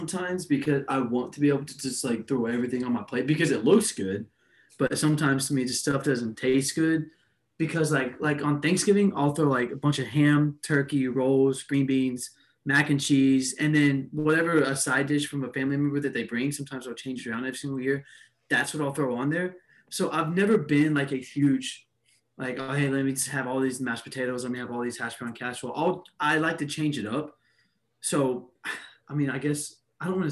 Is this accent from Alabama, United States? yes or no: yes; Alabama, United States; I'm from Alabama